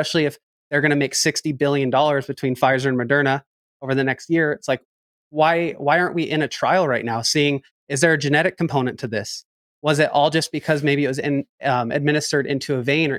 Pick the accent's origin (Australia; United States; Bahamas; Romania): United States; Northern California; now in Boise, United States; I'm from Boise, Idaho, or I live here now, but I'm from Northern California